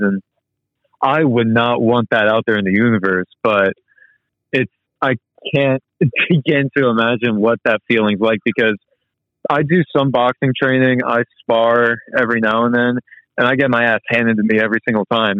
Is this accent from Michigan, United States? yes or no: no; Jacksonville, North Carolina, United States; I was born and raised in the military town of Jacksonville, North Carolina